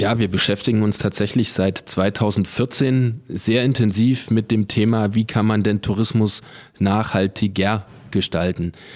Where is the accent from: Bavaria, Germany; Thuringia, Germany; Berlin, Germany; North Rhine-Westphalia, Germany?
Thuringia, Germany; Eisenach; moved away as an adult; also born or lived in Calw district, Baden-Württemberg; now in Calw, Germany; Ich komme ursprünglich aus Thüringen, also aus dem Thüringer Wald sozusagen, aus der schönen Stadt Eisenach, bin aber schon zehn Jahre hier im Landkreis Kalf